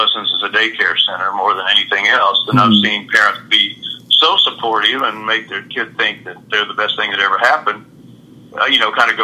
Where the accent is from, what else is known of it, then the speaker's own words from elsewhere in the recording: Lubbock, Texas, United States; also born or lived in Galveston / Brownwood / Austin; I was born in Galveston, but we moved quickly to Brownwood, and then after that, Lubbock